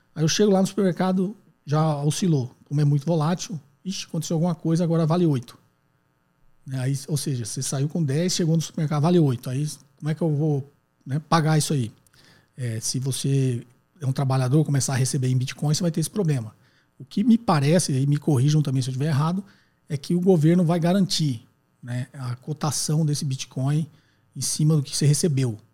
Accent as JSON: {"language": "Portuguese", "town": "Guarulhos", "region": "São Paulo", "country": "Brazil", "said": "sou de Guarulhos, São Paulo"}